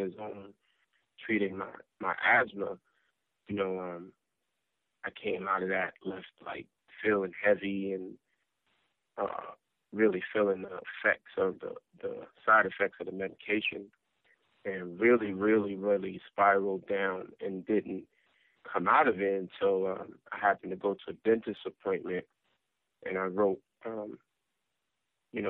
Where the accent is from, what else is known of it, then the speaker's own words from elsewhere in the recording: New York City, New York, United States; growing up in South Jamaica, Queens